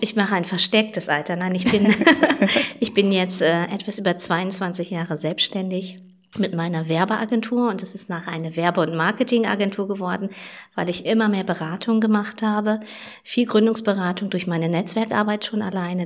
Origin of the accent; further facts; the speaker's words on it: Schaumburg, Lower Saxony, Germany; bei uns in Schaumburg